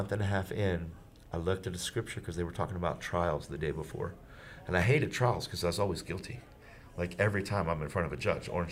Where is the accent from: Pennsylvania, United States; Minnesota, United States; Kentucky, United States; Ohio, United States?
Pennsylvania, United States; York; my hometown, which was York, PA